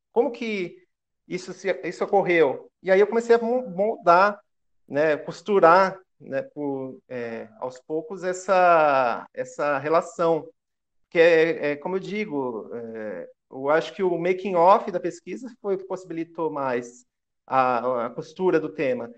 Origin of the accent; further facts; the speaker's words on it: Guarulhos, São Paulo, Brazil; Eu nasci aqui em Guarulhos, São Paulo.